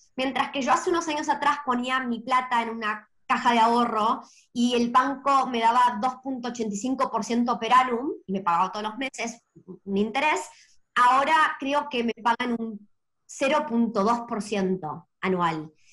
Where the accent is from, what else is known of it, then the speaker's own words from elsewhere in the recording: Argentina; moved away; Yo me crecí en Argentina